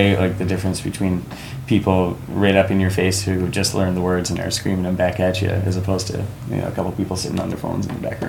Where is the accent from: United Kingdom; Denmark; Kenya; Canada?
Canada; Hartland, New Brunswick; my hometown in New Brunswick, which is like Heartland, New Brunswick. About 800 people live there